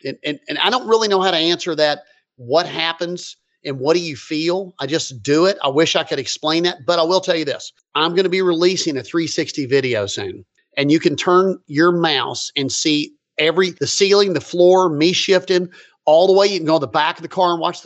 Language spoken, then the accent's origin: English; Lexington, Kentucky, United States; moved away; Where I'm from Lexington, Kentucky